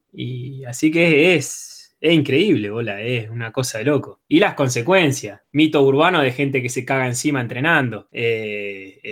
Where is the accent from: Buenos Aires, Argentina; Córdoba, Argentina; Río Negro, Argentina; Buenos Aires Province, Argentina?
Río Negro, Argentina; General Roca; now in Neuquén, Argentina; Yo nací en General, General Roca.